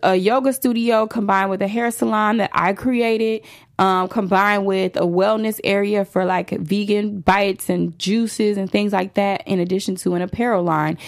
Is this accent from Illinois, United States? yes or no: yes; Chicago, Illinois, United States; moved away as an adult; now in Los Angeles, United States; I'm a girl from the south side of Chicago